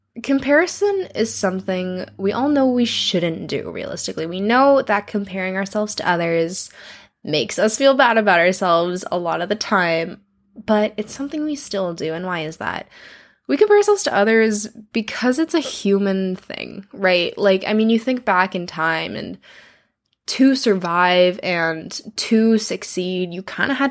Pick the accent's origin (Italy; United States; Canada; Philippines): Philippines; because I am Filipino, which means we have got, like, we're basically, like, a nice little mix of, like, Mexicans and Chinese people, which is kind of the joke.